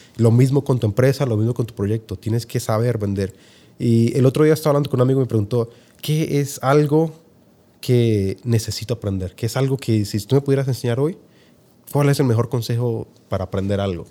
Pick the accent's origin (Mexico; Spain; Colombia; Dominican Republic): Colombia; moved away as an adult; also born or lived in Argentina; now in Utah, United States; haber nacido en Colombia